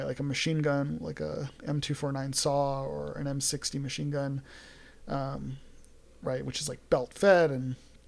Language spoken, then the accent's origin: English; New York City, New York, United States; moved away; I grew up in New York. Grew up in New York City